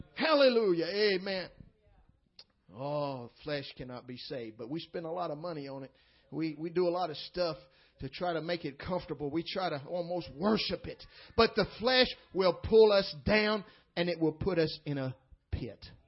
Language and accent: English; Tennessee, United States; moved away as an adult; now in St. Louis, United States; I'm uh, born and raised in Tennessee and just recently moved to St. Louis